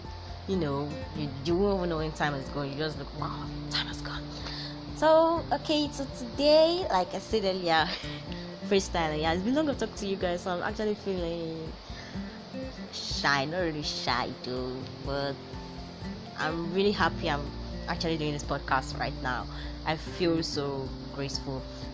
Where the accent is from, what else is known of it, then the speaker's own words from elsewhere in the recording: Nigeria; I'm a Nigerian girl